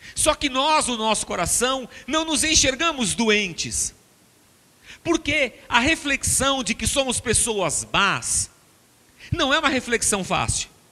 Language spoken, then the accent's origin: Portuguese; Barbacena, Minas Gerais, Brazil; now in São Paulo, Brazil; quando era pequeno, criança pequena em Barbacena